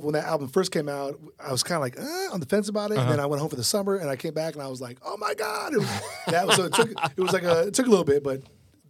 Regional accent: Bay Area, California, United States; I'm from the Bay Area

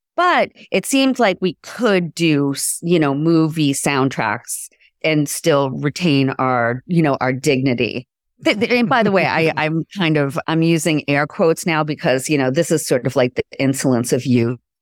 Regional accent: Boston, Massachusetts, United States; being raised in the Boston music scene in my teens and twenties

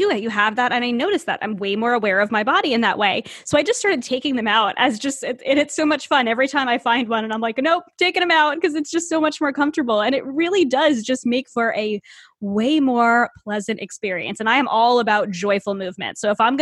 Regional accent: Northeast, United States; I live in the Northeast. I grew up in the Northeast, and I grew up in an area that's not very diverse at all.

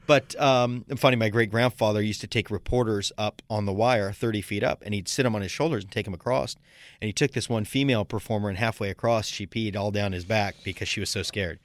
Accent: Sarasota, Florida, United States; my hometown of Sarasota, Florida

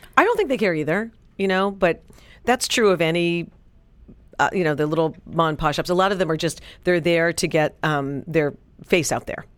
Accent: New York, United States; now in Dallas, United States; when I grew up in New York

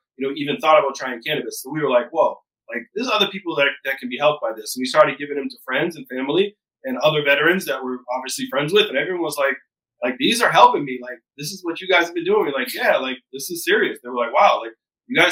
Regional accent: Taunton, Massachusetts, United States; I come from Taunton, Massachusetts, which is a disproportionately impacted community by the war on drugs

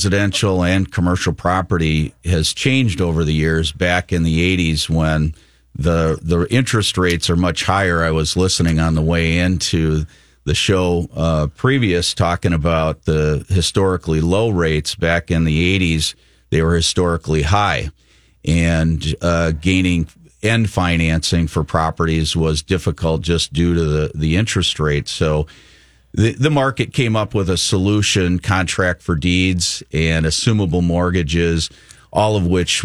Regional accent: Minneapolis, Minnesota, United States; as a young adult growing up in the Twin Cities, I got to spend my summers, fortunately, down on my uncle's farm in southeastern Minnesota

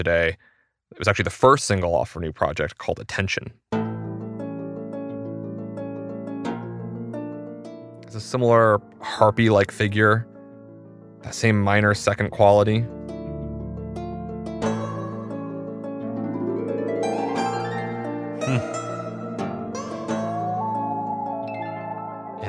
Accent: Maine, United States; I grew up in Maine

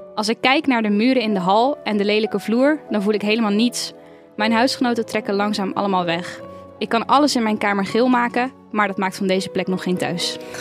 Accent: Rotterdam, South Holland, Netherlands; also born or lived in Edinburgh, Scotland; waar ik ben opgegroeid, Rotterdam is thuis, Edinburgh in Schotland is thuis

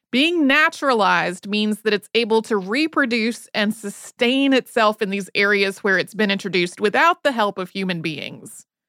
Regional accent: North Carolina Piedmont, United States; I grew up in the North Carolina Piedmont

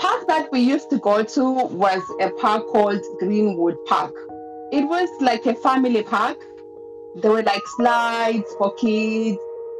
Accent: Zimbabwe; also born or lived in Harare, Zimbabwe; I'm from Zimbabwe. I moved to Harare, the capital of Zimbabwe, when I was 15, and I lived there until I was 22. So my life has been urban since I moved from my village when I was 15.

